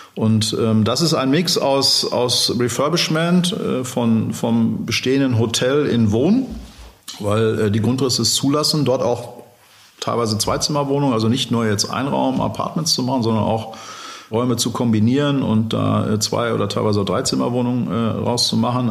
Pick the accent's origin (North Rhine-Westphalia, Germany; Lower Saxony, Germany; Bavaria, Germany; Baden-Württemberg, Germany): North Rhine-Westphalia, Germany; Dortmund; also born or lived in Hamburg; ich bin Dortmunder, ich äh, wohne in Hamburg und in Dortmund, da lege ich auch Wert drauf, ähm, bin in Dortmund aufgewachsen